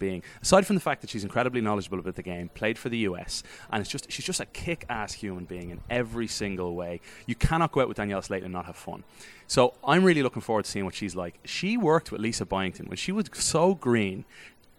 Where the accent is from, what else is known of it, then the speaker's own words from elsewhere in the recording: Ireland; accent: Irish; now in United States; as an Irish American, but as with an Irish voice